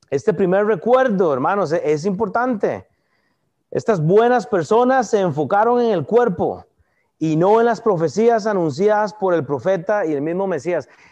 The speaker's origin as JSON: {"language": "Spanish", "country": "Costa Rica", "moved": "yes", "lives_now": "United States", "said": "yo soy de Costa Rica"}